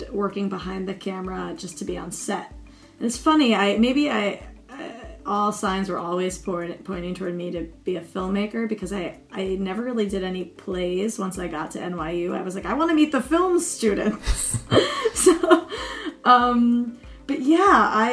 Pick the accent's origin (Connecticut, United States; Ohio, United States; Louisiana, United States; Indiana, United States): Connecticut, United States; now in Brooklyn, United States; I hail from Connecticut, but I live in Brooklyn now.